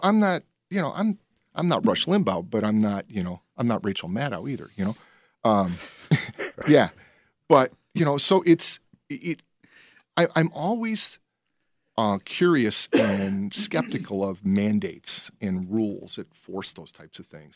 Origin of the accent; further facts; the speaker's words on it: Berwyn, Illinois, United States; moved away as an adult; I grew up in Berwyn.